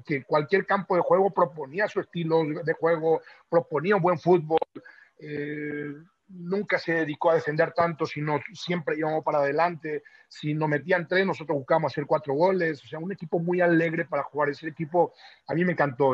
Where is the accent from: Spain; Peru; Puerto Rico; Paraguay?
Paraguay; now in Mexico; soy paraguayo